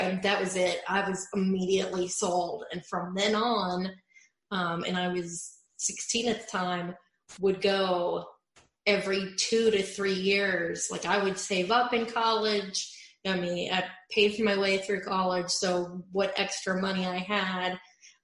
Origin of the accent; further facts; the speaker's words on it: Ohio, United States; I grew up in Ohio, so that's quite far away from Orlando